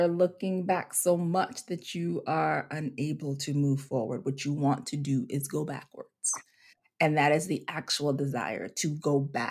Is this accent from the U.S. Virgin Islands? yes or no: yes; St. Croix, U.S. Virgin Islands; I was also raised on an island. I'm from the St. Croix, U.S. Virgin Islands. So the culture is different.